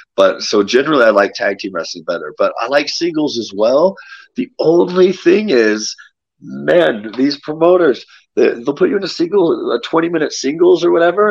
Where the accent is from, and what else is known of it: United States; born or raised there; moved away as an adult; now in Mexico City, Mexico